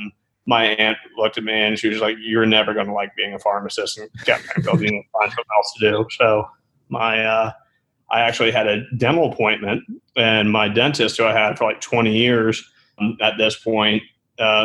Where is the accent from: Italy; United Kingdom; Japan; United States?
United States; Manassas, Virginia; I'm from Virginia originally, a little town called Manassas outside of Washington, D.C.